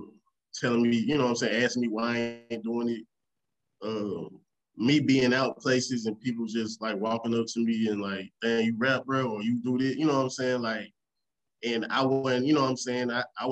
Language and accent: English; Raleigh, North Carolina, United States; also born or lived in Memphis; Like, I'm from Raleigh and Memphis. So it's just the same stuff.